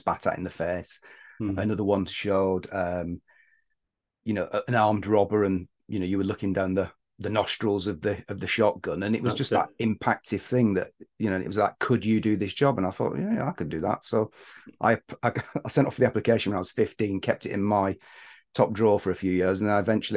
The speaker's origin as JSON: {"language": "English", "town": "Bolton", "region": "North West England", "country": "United Kingdom", "tie": "born or raised there", "moved": "as an adult", "lives_now": "London, United Kingdom", "said": "growing up in the Northwest in Bolton"}